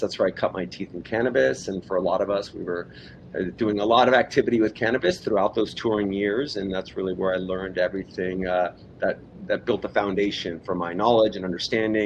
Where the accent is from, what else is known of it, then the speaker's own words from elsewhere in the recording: Los Angeles, California, United States; I was born in Hollywood, raised in Southern California